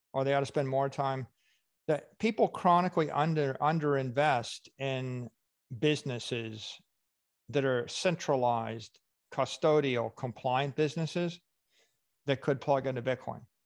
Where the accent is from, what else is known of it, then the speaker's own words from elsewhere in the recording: Miami Beach, Florida, United States; my hometown